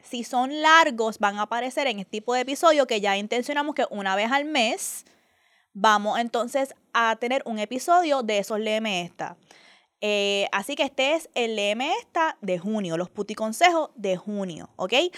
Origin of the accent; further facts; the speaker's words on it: Puerto Rico; la gente Bori